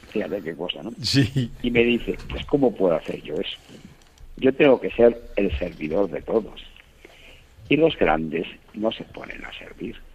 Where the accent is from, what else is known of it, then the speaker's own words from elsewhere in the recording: Buenos Aires, Argentina; tú sabes que los argentinos somos famosos porque nos consideramos los más grandes del mundo y si somos de Buenos Aires, mucho más grandes.